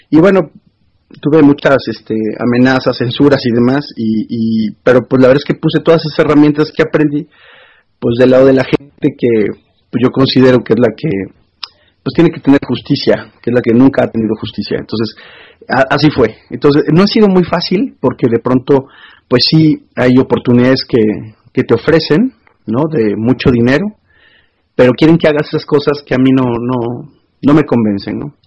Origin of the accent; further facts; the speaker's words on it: Córdoba, Veracruz, Mexico; una posibilidad de trabajar en comunicación social de la ciudad natal de donde yo soy, Córdoba, gobernada por Acción Nacional en aquel momento